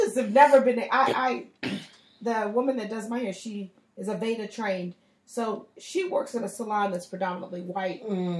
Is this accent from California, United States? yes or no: yes; San Francisco, California, United States